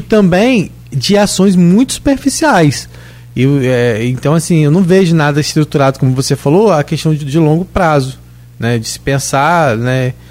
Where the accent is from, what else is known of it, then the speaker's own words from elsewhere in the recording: São João da Barra, Rio de Janeiro, Brazil; Eu sou de Gruçaí, lá de São João da Barra